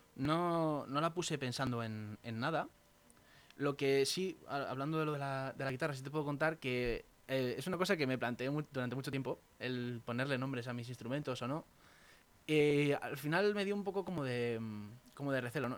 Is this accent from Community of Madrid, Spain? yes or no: yes; Valdemoro, Community of Madrid, Spain; mi pueblo, de Valdemoro, donde yo vivo